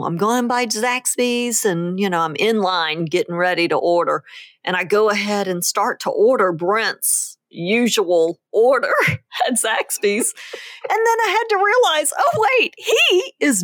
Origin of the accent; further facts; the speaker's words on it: New Orleans, Louisiana, United States; I'm from New Orleans